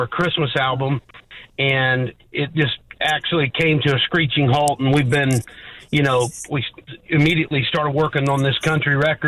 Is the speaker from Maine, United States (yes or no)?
no; Southern Illinois, United States; accent: Southern; I'm from Southern Illinois.